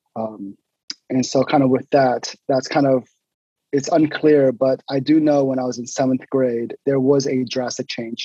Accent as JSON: {"language": "English", "town": "Sugar Land", "region": "Texas", "country": "United States", "tie": "born or raised there", "moved": "as an adult", "lives_now": "Hayward, United States", "said": "most of my life was spent in in Houston, uh, in a suburb of Houston called Sugarland"}